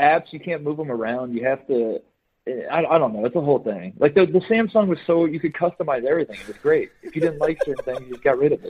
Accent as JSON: {"language": "English", "region": "Indiana", "country": "United States", "tie": "born or raised there", "said": "I'm from Indiana, but, like, I live that, you know, like, playing high school basketball in Indiana."}